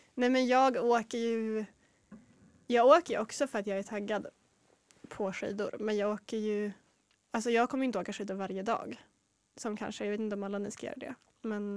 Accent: Norrland, Sweden; jag är ju ändå norrlänning.

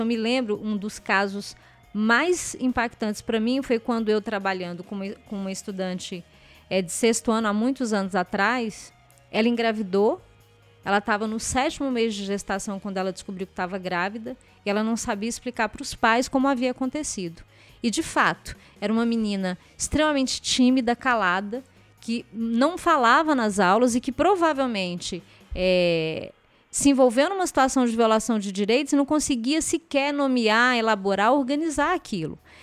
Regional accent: Ceilândia, Federal District, Brazil; eu desenvolvi o projeto na, numa escola que fica na mesma comunidade onde eu cresci

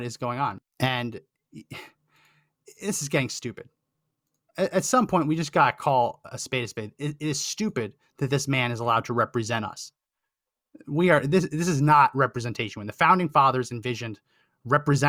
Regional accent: United States; As an American

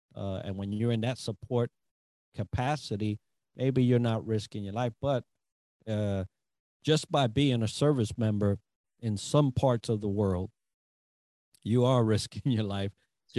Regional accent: Hawaii, United States; That's just me being chill and going back to a place that I love, that I grew up as a young adult. I grew up on Oahu.

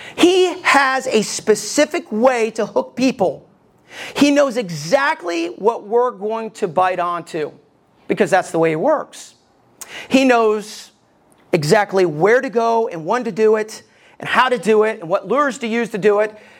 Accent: Alabama, United States; Ever since I was a kid and growing up in Alabama

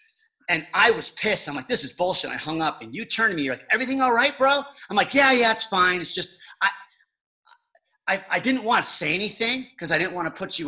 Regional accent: Chicago, Illinois, United States; Full of life, and you're like, damn, man, I'm from Chicago.

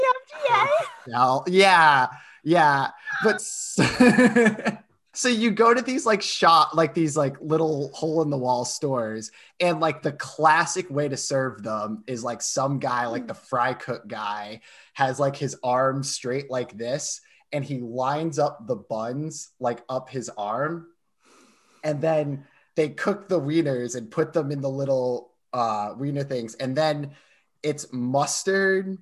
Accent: Rhode Island, United States; I'm from Rhode Island

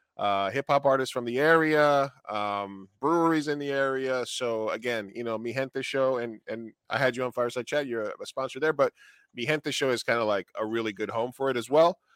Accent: New York, United States; I grew up in New York, and I grew up a lot around the theater

